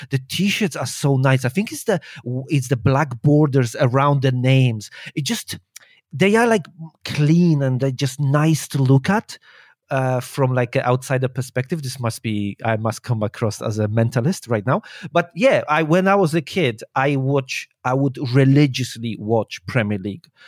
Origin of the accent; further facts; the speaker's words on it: Poland; moved away as an adult; also born or lived in England; now in China; I was born in Poland and I, when I was nineteen, I think. Eighteen, nineteen. I, uh, moved out